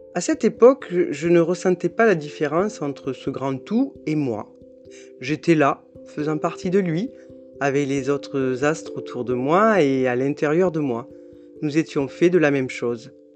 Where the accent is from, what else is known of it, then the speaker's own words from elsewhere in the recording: south of France, France; accent: petit accent du sud de la France; j'ai un petit accent du sud de la France